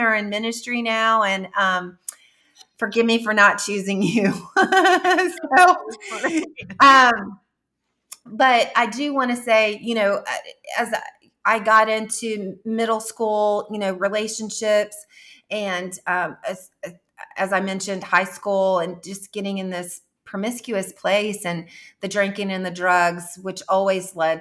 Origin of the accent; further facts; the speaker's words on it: Jefferson City, United States; moved away as an adult; my hometown in Jefferson City